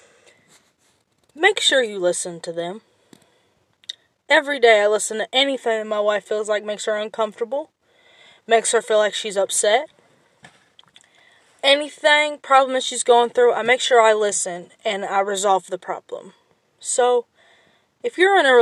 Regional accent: Kentucky, United States; I'm from Kentucky.

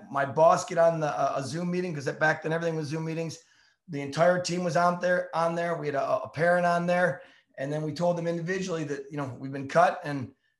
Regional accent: Ohio, United States; I grew up in Ohio

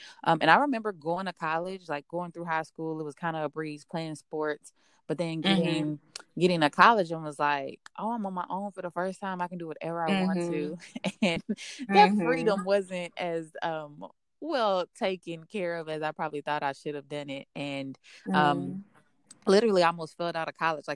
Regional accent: Dallas, Texas, United States; So I'm originally from Dallas. I grew up in a section of Dallas called South Oak Cliff.

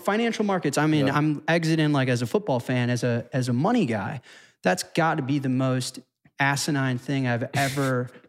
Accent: United States; I'm American.

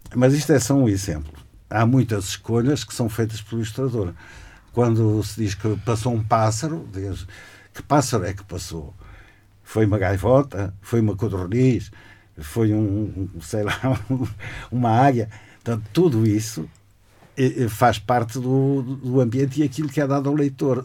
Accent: Portugal; now in Braga, Portugal; eu vivo em Braga há bastantes anos, nasci em Alvar

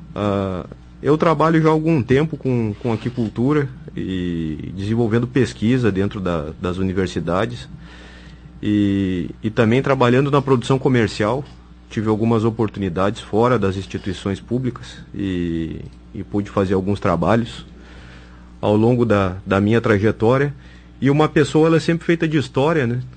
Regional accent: Cachoeira do Sul, Rio Grande do Sul, Brazil; Eu sou de Cachoeira do Sul

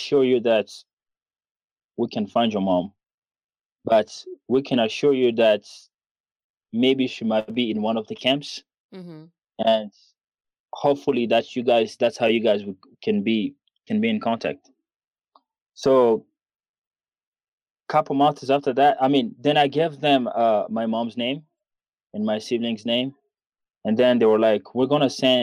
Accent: DR Congo; English is a second language; also born or lived in Rwanda / Uganda / Kenya; now in Denver, United States; we were born and raised in Congo and we felt like Congo was home

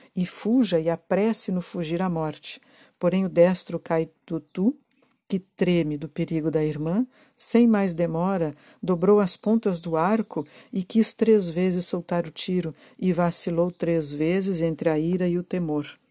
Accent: Rio Grande do Sul, Brazil; eu sou gaúcha e eu conheço essa zona aqui

